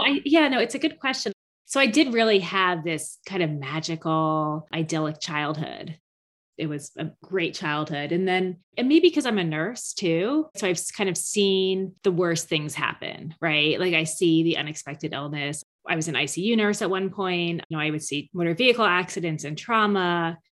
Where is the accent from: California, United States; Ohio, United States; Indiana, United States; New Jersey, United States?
New Jersey, United States; Mendham; now in Boston, United States; Mendham, New Jersey, my hometown